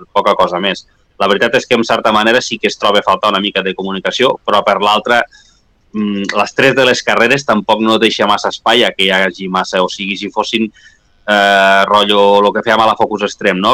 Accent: La Guàrdia, Catalonia, Spain; a la Guàrdia, al meu poble

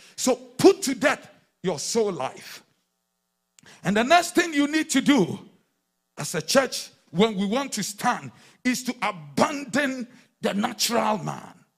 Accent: Accra, Greater Accra, Ghana; the days when we were in, in, in, in Accra

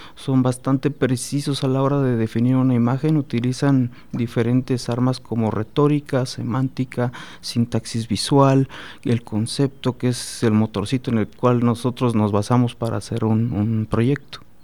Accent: San Luis Potosí, Mexico; moved away as an adult; also born or lived in Guadalajara / Guerrero; now in Celaya, Mexico; yo soy este originario de San Luis Potosí. Eh, allá estudié, egresé de la Universidad Autónoma de San Luis Potosí

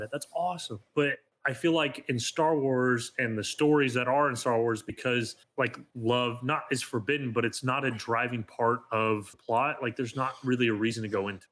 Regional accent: Arizona, United States; the Arizona Diamondbacks, my home state

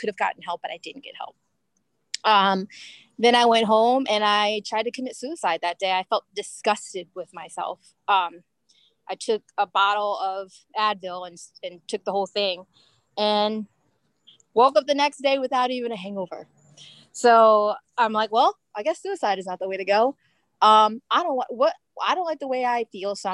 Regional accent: Maryland, United States; also born or lived in New York; I was born here, born and raised in Maryland

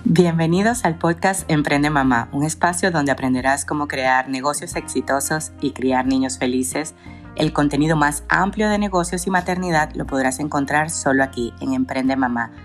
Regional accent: Venezuela; moved away as an adult; now in United States; Venezuela, que, que es mi país natal.

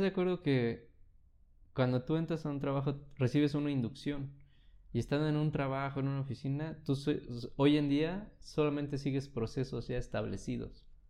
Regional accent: Mexico

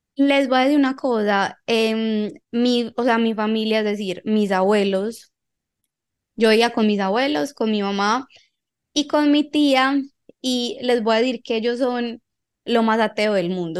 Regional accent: Envigado, Antioquia, Colombia; yo crecí en Envigado

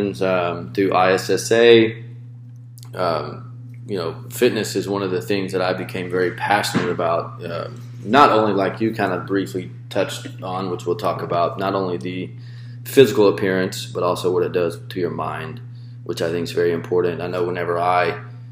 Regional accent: Tupelo, Mississippi, United States; moved away as an adult; also born or lived in Hawaii; I was born and raised in Tupelo, Mississippi, the home of Elvis Presley.

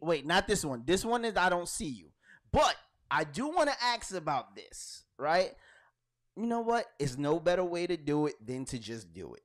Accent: Brooklyn, New York, United States; I'm from Brooklyn

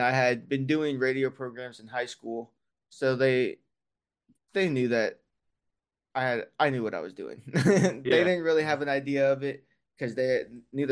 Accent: Lafayette, Indiana, United States; moved away as an adult; now in Indianapolis, United States; originally from Lafayette, so Purdue country

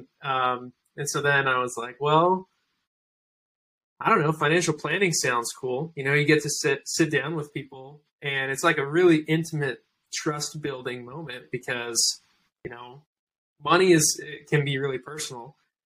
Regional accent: Salt Lake City, Utah, United States; moved away as an adult; also born or lived in Irvine, California; now in California, United States; Salt Lake City, Utah.

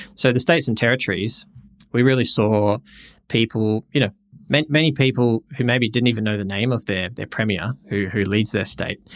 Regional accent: Perth, Western Australia, Australia; moved away as an adult; also born or lived in Sydney; born and raised in Perth, lived in Sydney for a few years, moved back to Perth

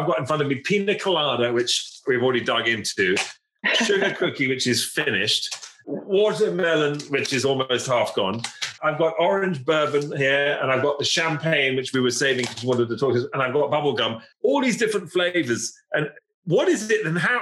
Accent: England, United Kingdom; as an Englishman and as, as Englishman

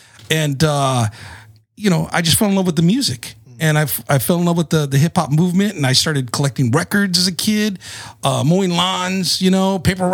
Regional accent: Salinas, California, United States; also born or lived in Fort Ord, California; I'm originally from the Central Coast, Central California, Salinas, California. All right. The lettuce capital of the world. That's where I grew up in. I like to tell people I'm from the Tierra of the Salinas Valley.

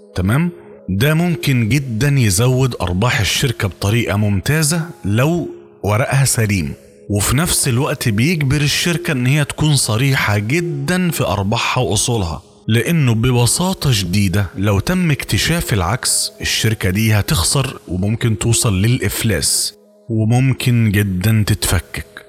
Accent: Egypt; وإحنا عندنا في مصر

